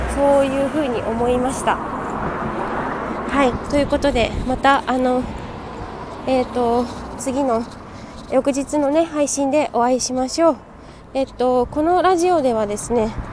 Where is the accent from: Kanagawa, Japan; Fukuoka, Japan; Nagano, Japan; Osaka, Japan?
Kanagawa, Japan; Yokohama; 私の地元の、えー、江南台ですね